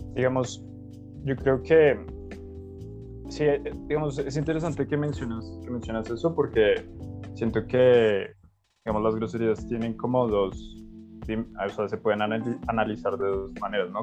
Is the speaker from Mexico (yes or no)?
no; Colombia; entendiendo ese tribu como colombianos